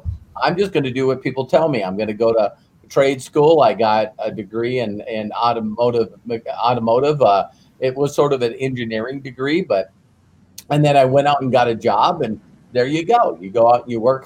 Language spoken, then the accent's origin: English; North Dakota, United States; I grew up in North Dakota